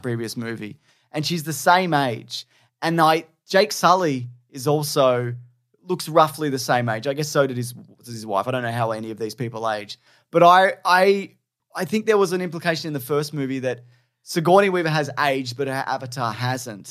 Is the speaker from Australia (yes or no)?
yes; Australia; I'm Australian